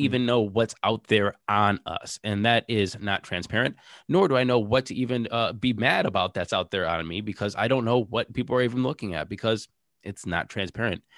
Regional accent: Ohio, United States; we're from Ohio

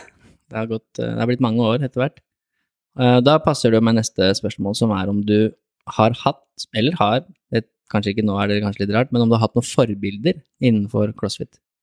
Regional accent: Lier, Buskerud, Norway; Jeg er fra Lier

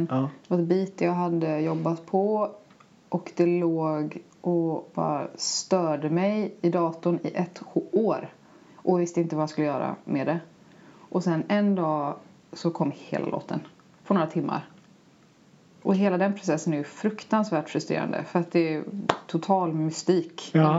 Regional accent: Stockholm, Stockholm County, Sweden; Som stockholmare tycker jag det är, jättecoolt

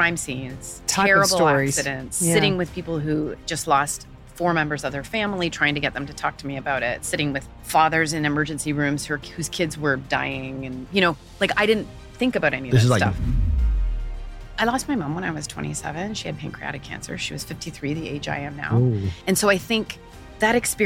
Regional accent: Canada; moved away as an adult; also born or lived in Ottawa; now in United Arab Emirates; I'm from Canada

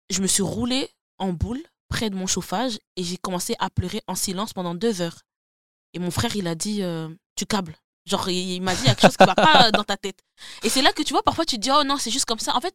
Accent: DR Congo; parce que je suis congolaise, et parce que la santé mentale chez moi, j'ai grandi comme ça, je dois garder ça comme c'est.

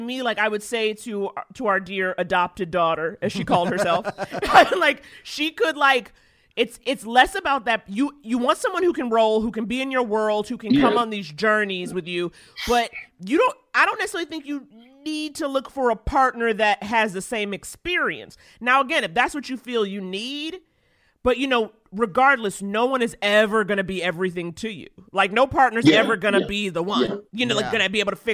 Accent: New York City, New York, United States; moved away as an adult; now in Los Angeles, United States; I grew up in Harlem, but then I went to private school in the Upper East Side

